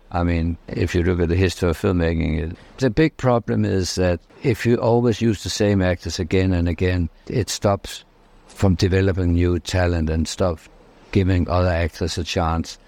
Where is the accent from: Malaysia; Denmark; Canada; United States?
Denmark; I'm from Denmark, I'm from Scandinavia